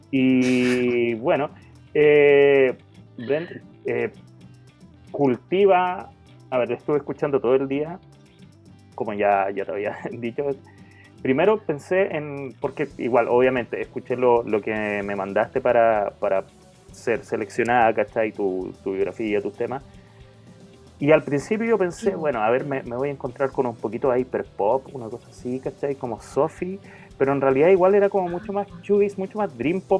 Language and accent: Spanish; Antón Lizardo, Veracruz, Mexico; de Anton Lizardo